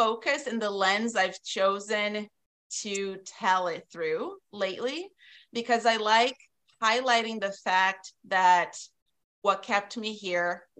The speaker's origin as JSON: {"language": "English", "region": "South Region", "country": "Brazil", "tie": "born or raised there", "moved": "as an adult", "lives_now": "Wisconsin, United States", "said": "I grew up in Brazil, in the south of Brazil"}